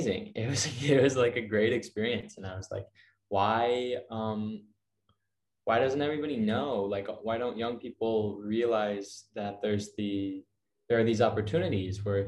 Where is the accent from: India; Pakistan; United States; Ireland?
United States; Ann Arbor, Michigan; moved away; Ann Arbor is my hometown